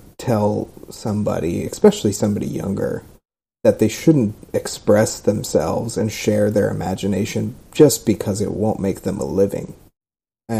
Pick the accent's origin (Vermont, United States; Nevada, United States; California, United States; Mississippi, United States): California, United States; Southern; now in Austin, United States; I'm from Southern California. I grew up in Southern California